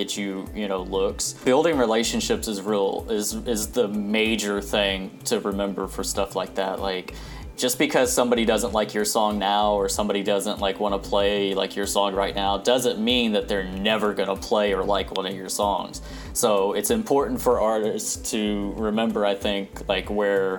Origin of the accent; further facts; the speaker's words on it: Terre Haute, Indiana, United States; moved away; also born or lived in Georgia; Terre Haute, Indiana, my hometown